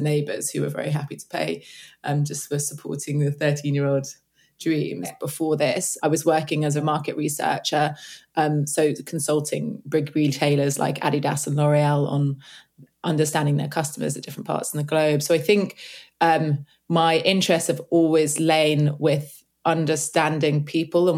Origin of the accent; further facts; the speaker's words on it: London, United Kingdom; also born or lived in Cape Town; So I'm from London. Well, I'm from the east part of the UK